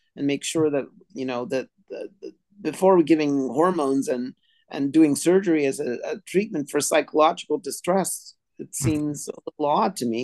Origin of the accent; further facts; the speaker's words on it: India; now in Montreal, Canada; I come from India